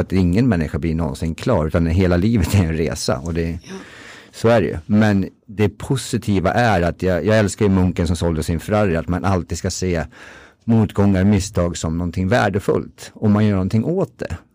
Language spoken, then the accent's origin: Swedish; Timrå, Västernorrland County, Sweden; jag är från Timrå, för detta hockeyspelare